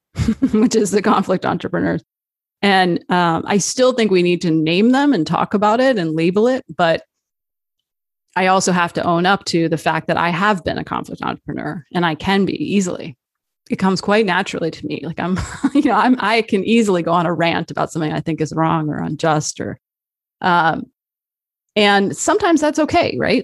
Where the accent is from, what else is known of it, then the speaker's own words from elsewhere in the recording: New Jersey, United States; also born or lived in Arizona; I uh, was born in Arizona. I grew up in New Jersey